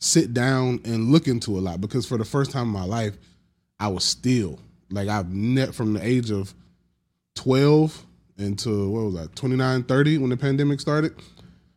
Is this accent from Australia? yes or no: no; Georgia, United States; I'm from Georgia